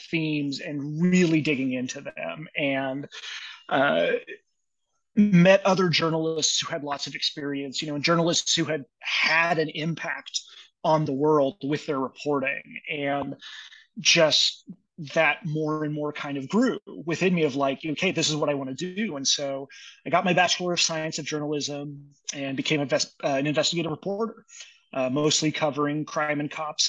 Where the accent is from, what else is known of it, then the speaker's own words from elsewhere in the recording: Dodge City, Kansas, United States; moved away as an adult; also born or lived in Maryland; now in Tucson, United States; my hometown of Dodge City, Kansas